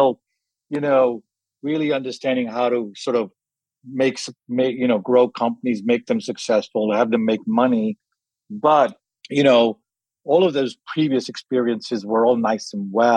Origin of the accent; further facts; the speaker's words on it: London, United Kingdom; also born or lived in Kenya; I grew up in England, in London from 5